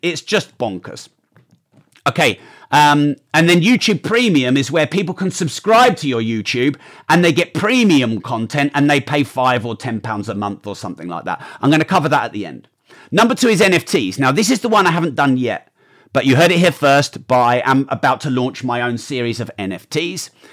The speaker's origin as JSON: {"language": "English", "country": "United Kingdom", "said": "I'm a Brit."}